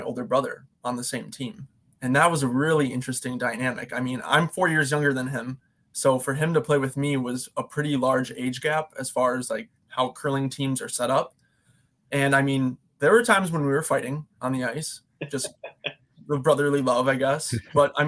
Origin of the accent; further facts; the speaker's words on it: Appleton, Wisconsin, United States; Yeah, so I'm originally from Appleton. I grew up in Appleton